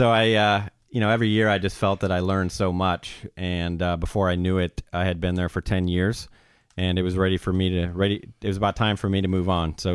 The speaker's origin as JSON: {"language": "English", "town": "San Diego", "region": "California", "country": "United States", "tie": "born or raised there", "also_born_or_lived": "Iowa", "said": "I was born in the state of Iowa. So I'm a Midwesterner uh, at heart, but uh, pretty much grew up in the San Diego area."}